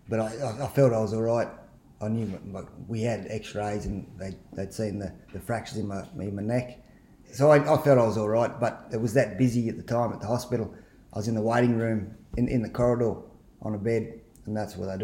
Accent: Scone, New South Wales, Australia; I grew up in Scone, Hunter Valley. Actually in town.

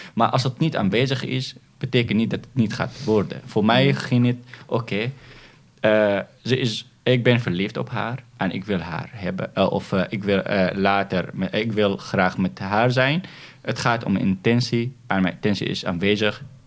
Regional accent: Syria; now in Netherlands; wij als Syriërs

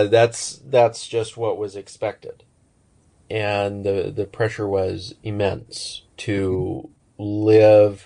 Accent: Ontario, Oregon, United States; I grew up in Ontario, Oregon, which is just on the border of Oregon and Idaho

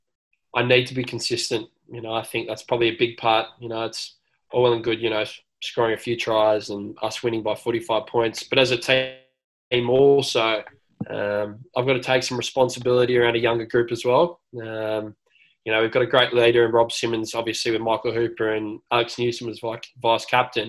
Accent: Sydney, New South Wales, Australia; I grew up in Newtown

